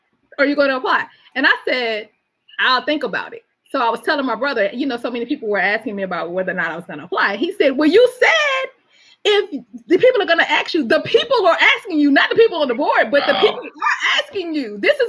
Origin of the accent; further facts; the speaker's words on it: Alexandria, Virginia, United States; also born or lived in Alabama; I represent Virginia everywhere I go, and Alabama. People know I'm from the South. And I'm already representing y'all. I already say when I get up, this is where I'm from, you know?